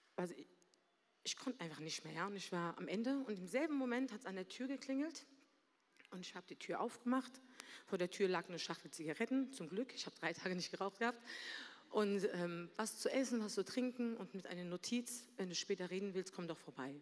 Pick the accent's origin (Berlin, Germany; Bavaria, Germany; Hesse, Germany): Berlin, Germany; moved away as an adult; also born or lived in Mannheim; komme gebürtig aus Berlin, da habe ich auch gelebt, mit meiner Mutter und meiner Schwester.